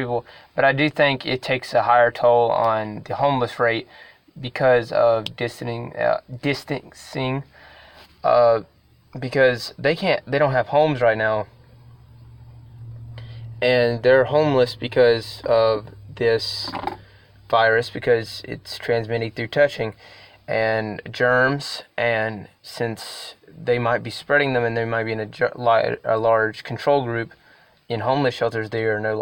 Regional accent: North Carolina, United States; I am from North Carolina

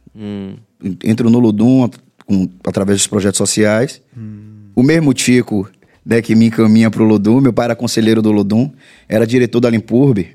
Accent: Salvador, Bahia, Brazil; eu sou do bairro de Pernambués

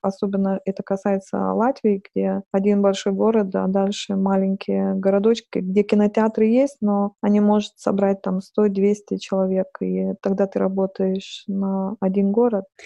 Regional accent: Lithuania; Russian is a second language; moved away as an adult; also born or lived in Saint Petersburg, Russia; я литовка, и хотя я долго жила в России, но, наверное, не идеально выучила русский язык

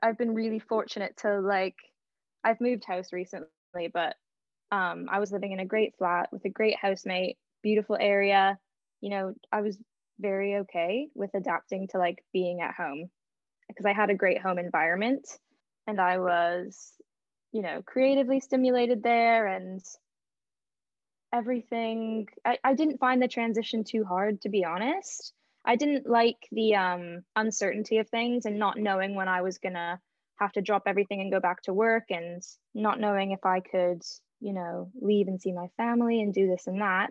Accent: Canada; now in London, United Kingdom; I am Canadian

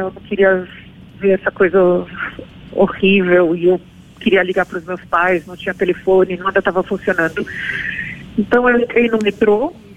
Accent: Brazil; eu cresci no Brasil

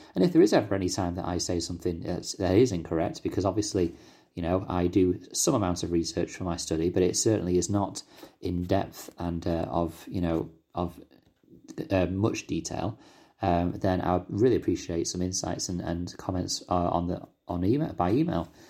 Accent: United Kingdom; accent: British

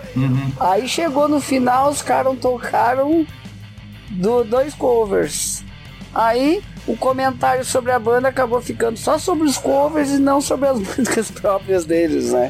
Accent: Gaúcho, Rio Grande do Sul, Brazil; eu que também sou gaúcho

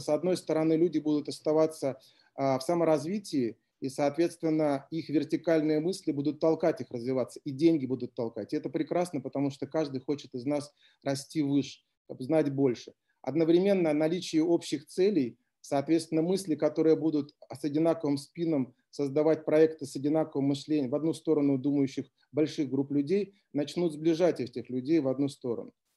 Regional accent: Klintsy, Bryansk Oblast, Russia; город Клинцы, откуда я родом.

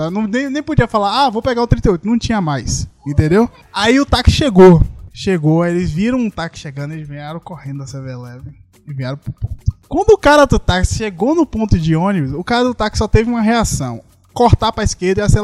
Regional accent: Salvador, Bahia, Brazil; Aí eu, não, sou de Salvador.

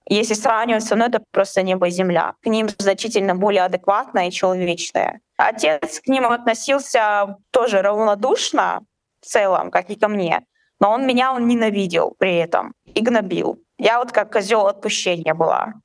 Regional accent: Chechnya, Russia; moved away; мне 25 лет, я из а, Чечни.

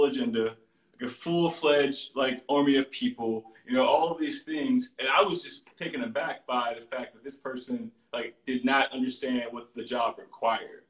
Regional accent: Baton Rouge, Louisiana, United States; now in New Orleans, United States; my cousin, who I grew up with in Baton Rouge

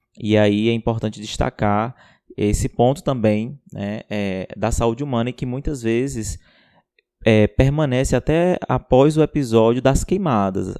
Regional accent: Ceará, Brazil; Sou do Ceará, biomédico, professor e doutorando pela Universidade Federal de Pernambuco.

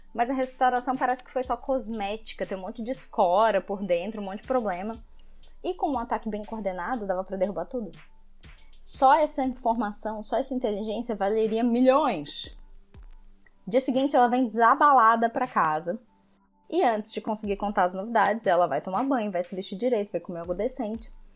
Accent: Brazil; a gente é brasileiro

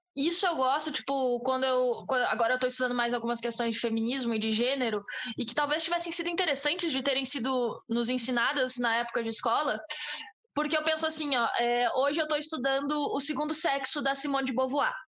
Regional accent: Brazil; eu sou brasileira, eu sou da América Latina

